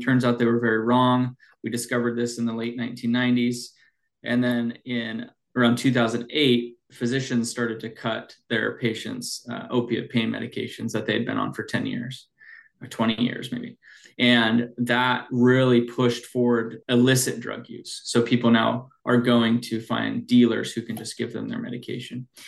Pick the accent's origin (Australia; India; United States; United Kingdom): United States; Snohomish County, Washington; I grew up in Washington in Snohomish County. So, uh, and I'm doing the work back in my kind of my hometown.